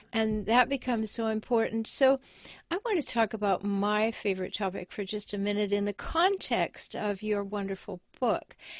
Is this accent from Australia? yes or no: no; Canada; now in United States; I have dual citizenship, but I was raised in Canada.